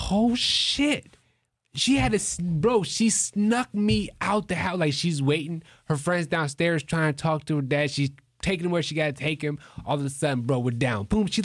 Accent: Toledo, Ohio, United States; I'm from Toledo.

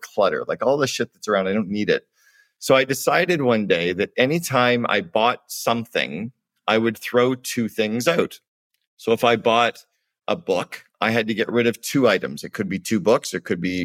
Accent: Canada; moved away

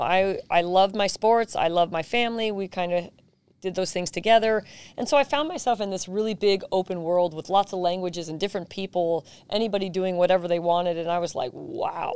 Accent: San Jose, California, United States; I was just a regular kid growing up in South San Jose

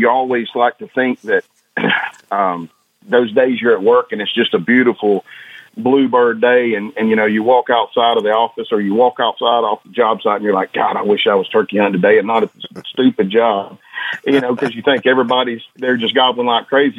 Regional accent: Northwest Georgia, United States; I grew up in Northwest Georgia

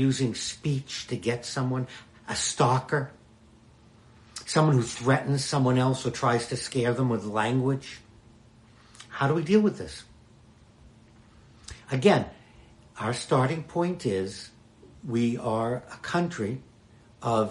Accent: Boston, Massachusetts, United States; When I grew up in Boston

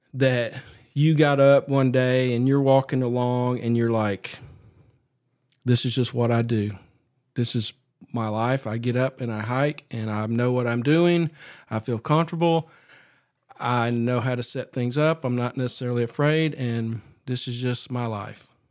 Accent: Appalachia, United States; I grew up here

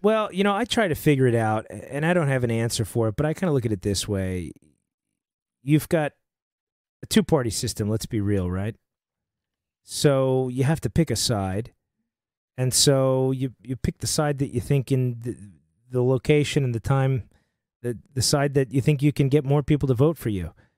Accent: New York, United States; moved away as an adult; now in Nashville, United States; I'm, I'm from New York originally, right? I grew up there and, uh, been in Nashville for almost ten years

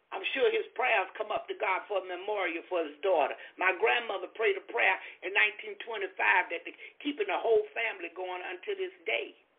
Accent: Florida, United States; I'm from Florida

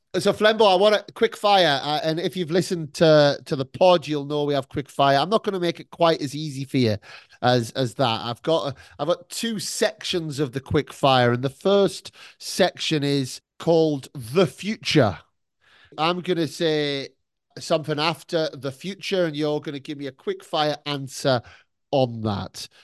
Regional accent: United Kingdom; now in Melbourne, Australia; I'm British

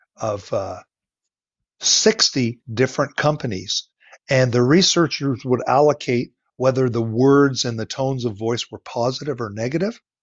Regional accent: Ontario, Canada; moved away as an adult; also born or lived in Nova Scotia; I am from Ontario. That's where my family is all from

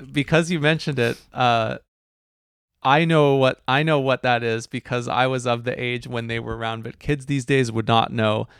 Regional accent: New Westminster, British Columbia, Canada; when I was growing up in New West

